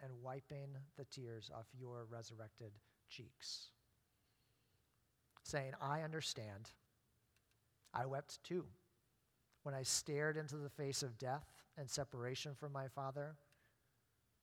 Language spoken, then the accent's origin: English; Maine, United States; growing up in Maine